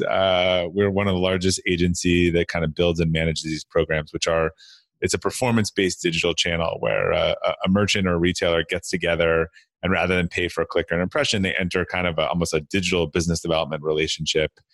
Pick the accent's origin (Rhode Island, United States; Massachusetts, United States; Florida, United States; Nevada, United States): Massachusetts, United States; Brookline; I grew up outside of, um, Boston, uh, Massachusetts, in a, in a town called, uh, Brookline